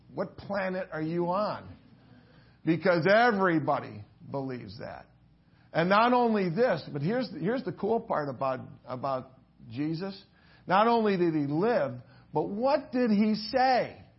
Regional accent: Willoughby, Ohio, United States; moved away; I grew up in Willoughby, Ohio, and uh, that's pretty far from here.

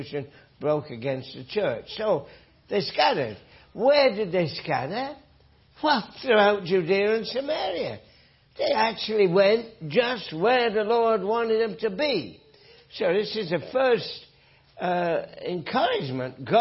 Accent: north of England, United Kingdom; moved away; from my accent, that I grew up in England, north of England

